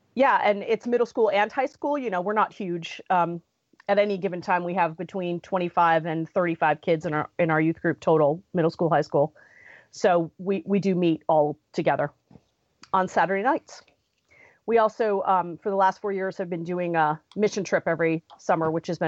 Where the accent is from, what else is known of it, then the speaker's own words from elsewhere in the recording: Connecticut, United States; moved away as an adult; now in Pittsburgh, United States; I grew up in Connecticut. That's where my whole family still lives. And I met my husband in Connecticut. We moved to Pittsburgh in 2002 to go to Trinity School for Ministry.